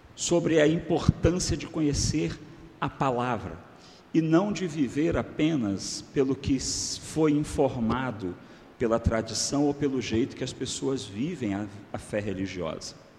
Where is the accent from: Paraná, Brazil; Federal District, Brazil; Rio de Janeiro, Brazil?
Rio de Janeiro, Brazil; Macaé; eu sou natural do Rio de Janeiro, né, de Macaé, interior. O meu estado, o estado do Rio de Janeiro